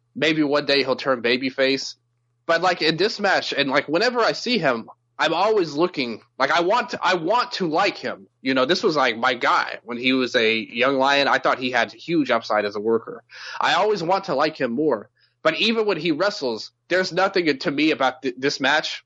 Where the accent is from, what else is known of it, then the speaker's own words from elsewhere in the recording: Memphis, Tennessee, United States; I'm from Memphis, you know, so we have soul food a lot